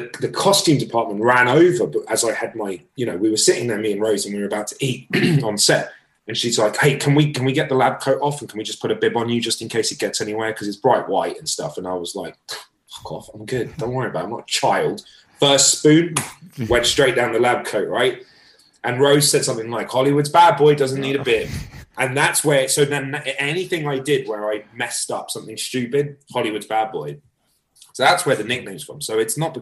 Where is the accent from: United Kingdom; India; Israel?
United Kingdom; London; moved away as an adult; also born or lived in Britain; now in United States; growing up in London